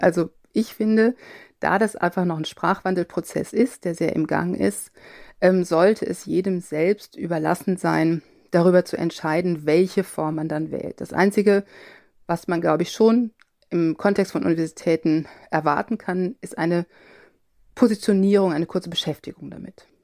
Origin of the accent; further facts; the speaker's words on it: Cologne area, North Rhine-Westphalia, Germany; ich bin im Kölner Raum äh, aufgewachsen